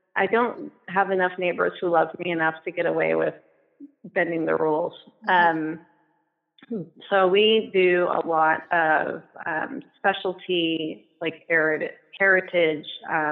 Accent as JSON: {"language": "English", "town": "Portland", "region": "Oregon", "country": "United States", "said": "So I am from Portland, Oregon, and then I moved around a whole bunch and have landed in Southwest Washington."}